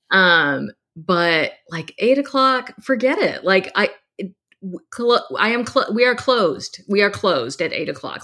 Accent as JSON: {"language": "English", "region": "Texas", "country": "United States", "tie": "born or raised there", "said": "I grew up in Texas"}